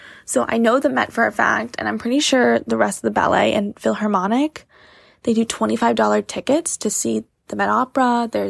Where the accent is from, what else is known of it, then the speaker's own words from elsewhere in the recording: New York City, New York, United States; I grew up on the Upper West Side